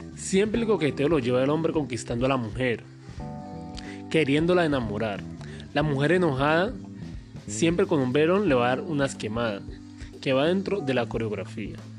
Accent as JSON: {"language": "Spanish", "area": "Comuna 14", "region": "Valle del Cauca", "country": "Colombia", "said": "Soy de la Comuna 14"}